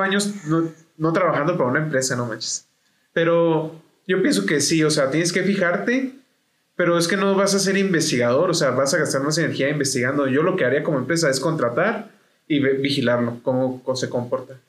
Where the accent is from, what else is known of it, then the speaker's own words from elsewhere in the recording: Mexico; como mexicanos